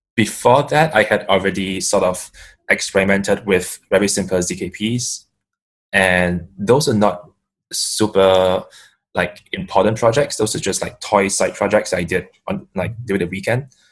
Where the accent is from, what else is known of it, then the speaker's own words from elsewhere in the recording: Singapore; I'm from Singapore